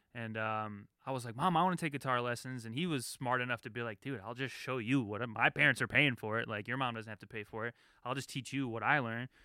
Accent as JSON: {"language": "English", "town": "Detroit", "region": "Michigan", "country": "United States", "also_born_or_lived": "Chicago", "said": "They flew me home to Detroit"}